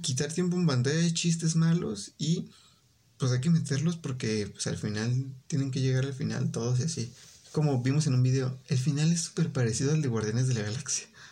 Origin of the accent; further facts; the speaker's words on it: Mexico; como buen mexicano